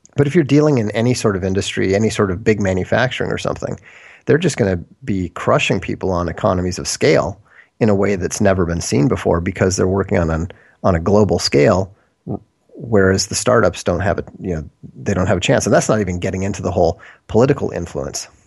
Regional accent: Minnesota, United States; moved away as an adult; also born or lived in Boston / Europe; then my parents moved to Minnesota

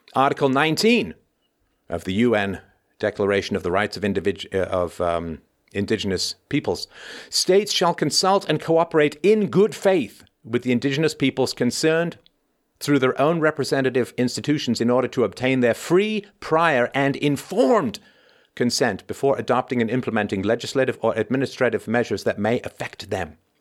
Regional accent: Ireland; moved away; I was born in Ireland. I spent a significant portion of my childhood in Ireland.

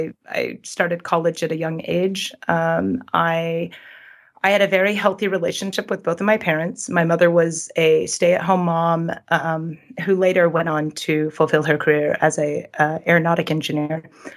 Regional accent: Sweden; Yes, the things that are happening today that are public, I know you've talked about the problems in Sweden with feminism. Those issues I saw those when I was younger, when I was a teenager

